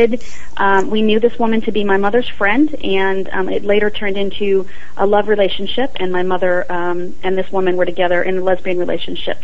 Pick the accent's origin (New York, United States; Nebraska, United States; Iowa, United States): New York, United States; Long Island; I was born in Long Island, New York